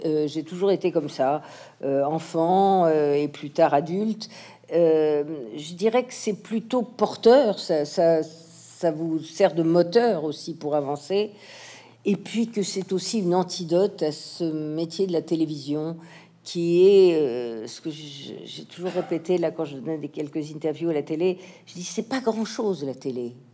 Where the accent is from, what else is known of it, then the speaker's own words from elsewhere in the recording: France; also born or lived in United States; toutes mes racines sont françaises, mon éducation euh, euh, mais mon amour de la littérature, euh, mes, mes connaissances, mais voilà, toute ma vie s'est passée ici en France